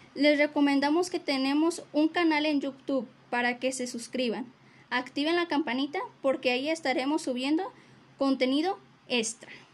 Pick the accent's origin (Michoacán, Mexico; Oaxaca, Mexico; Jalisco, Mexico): Jalisco, Mexico; Tecalitlán; lo vine a visitar desde Tecalitlán, Jalisco